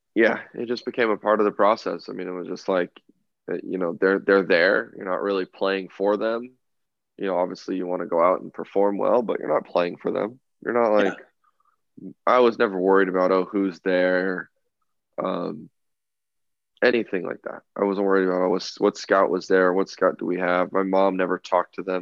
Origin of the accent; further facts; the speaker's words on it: Southern California, United States; growing up in Southern California